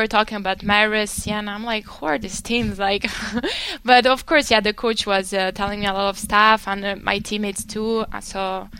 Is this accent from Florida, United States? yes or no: yes; Miami, Florida, United States; Okay, so it was very different because I came from Miami.